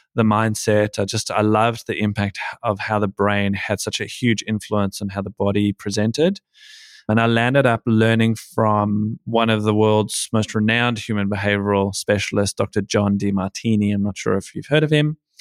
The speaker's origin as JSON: {"language": "English", "town": "Johannesburg", "region": "Gauteng", "country": "South Africa", "tie": "born or raised there", "moved": "yes", "lives_now": "Sydney, Australia", "said": "So, I live in Sydney, Australia, but I was born in Johannesburg, South Africa. So, I've been in Australia now since the end of ninety-six"}